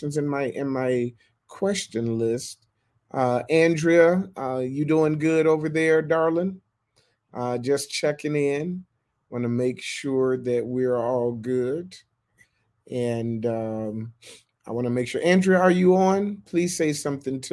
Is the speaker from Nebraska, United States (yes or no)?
no; Michigan, United States; moved away as an adult; also born or lived in Florida / Ohio / New York; I was born in Florida, grew up in Michigan, went to Michigan State, lived in Ohio, lived in New York, moved down here